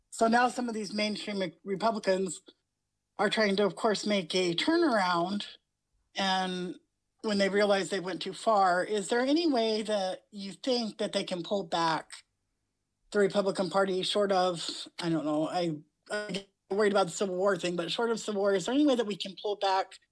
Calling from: Utah, United States; Okay, I'm from Utah, like I like you said.

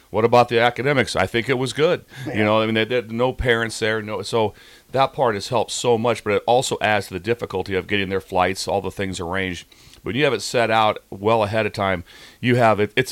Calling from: Florida, United States; uh, Florida.

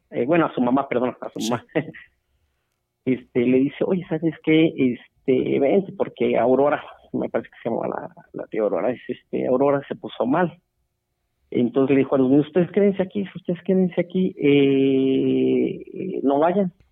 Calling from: Celaya, Guanajuato, Mexico; Eh, Celaya, Guanajuato, acá estamos escuchándolos muy, muy entretenidos

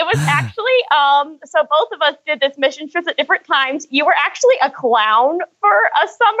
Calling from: Hart, Michigan, United States; I'm calling you from Hart, Michigan, about an hour and a half north of Grand Rapids.

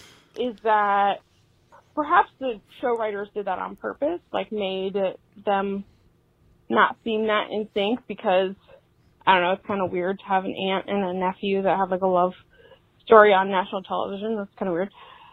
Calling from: Ohio, United States; I'm from Central Ohio as well, so it's always nice to hear a local podcast.

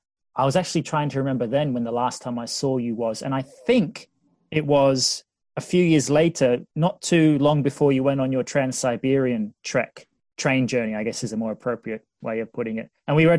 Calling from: England, United Kingdom; I'm zooming in from England to talk with Jay about his adventures in California, the Balkans, Russia, and other fine destinations.

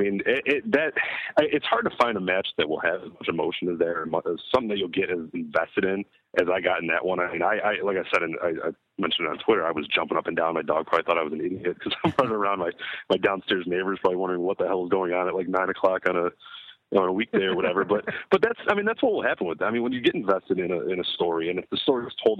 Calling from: Oak Park, Illinois, United States; I'm from Oak Park, Illinois.

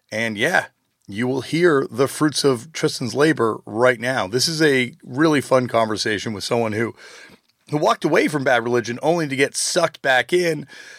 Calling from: Toronto, Ontario, Canada; I'm calling from actually the middle of nowhere in Ontario right now, but normally I'm calling from Toronto, Canada.

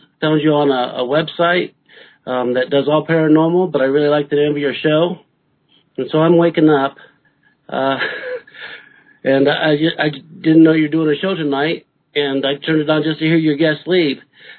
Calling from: Greeley, Colorado, United States; Greeley is not quite in the mountains yet.

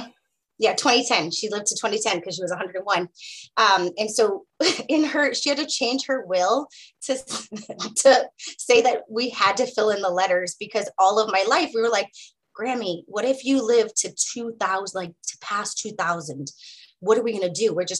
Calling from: United States; I am calling in from the Piscataway lands.

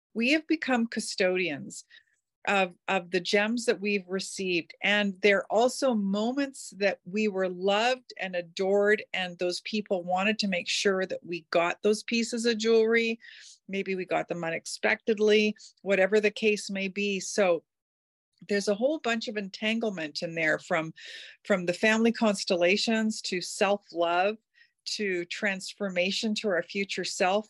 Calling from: North Vancouver, British Columbia, Canada; I am calling in from North Vancouver

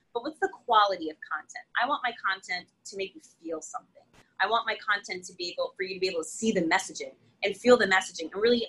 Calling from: Connecticut, United States; not only in my state, I'm coming in from Connecticut

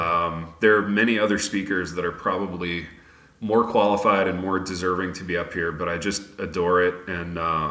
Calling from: Michigan, United States; I am calling in from the North Woods of Michigan.

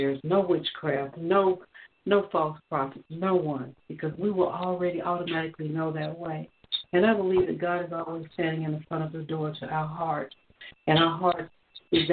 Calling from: Georgia, United States; I'm calling from Georgia

